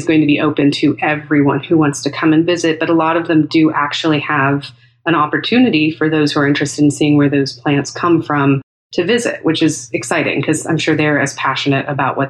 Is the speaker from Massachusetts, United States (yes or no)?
no; California, United States; also born or lived in Northeast United States; now in Texas, United States; I'm originally from California. We've lived for a while in the Northeast and spent time in Texas now.